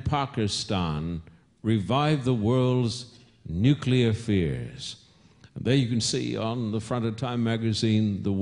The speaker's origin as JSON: {"language": "English", "country": "Australia", "accent": "Australian", "said": "my Australian accent"}